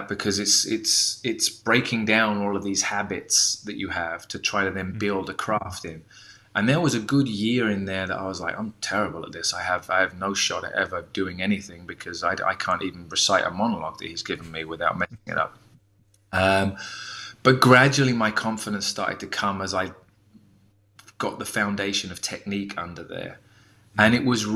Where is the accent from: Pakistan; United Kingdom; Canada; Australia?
United Kingdom; moved away as an adult; also born or lived in United States; as a Brit